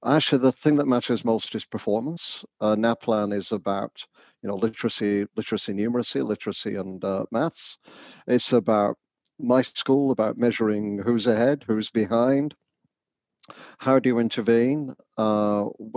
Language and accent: English; the north of England, United Kingdom; now in Canada; you'll guess from my accent, I'm not Canadian. I come from the north of England originally